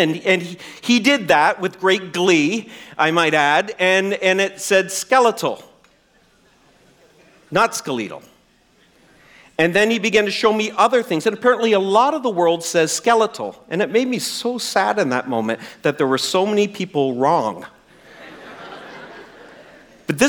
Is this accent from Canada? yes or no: yes; New Brunswick, Canada; I'm from New Brunswick